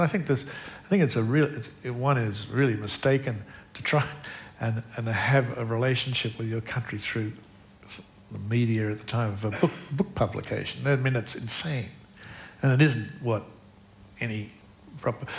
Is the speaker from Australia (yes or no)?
yes; Australia; I'm Australian.